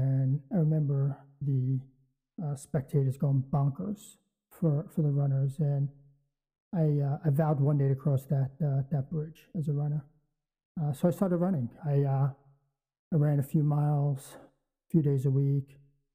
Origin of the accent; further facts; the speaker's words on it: New York City, New York, United States; moved away; I grew up in Brooklyn, New York